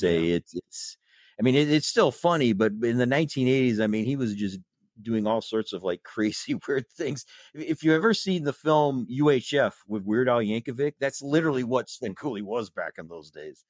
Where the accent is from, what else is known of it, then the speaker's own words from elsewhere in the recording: South Bend, Indiana, United States; also born or lived in Chicago; I was born in South Bend. I basically lived in the South Bend area for most of my life